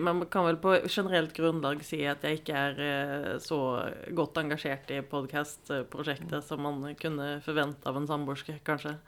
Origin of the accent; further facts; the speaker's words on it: Sweden; now in Norway; Jeg er født og oppvokst i Sverige